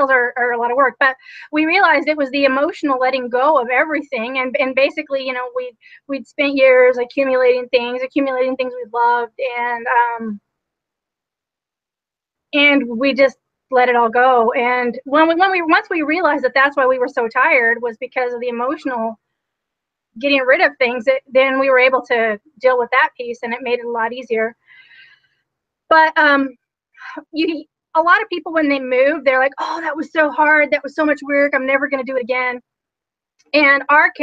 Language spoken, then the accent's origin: English; Utah, United States; I am originally from Utah